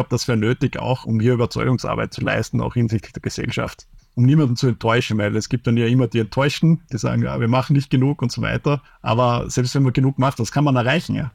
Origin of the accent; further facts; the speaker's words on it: Austria; wenn man sich beschwert als typischer Österreicher.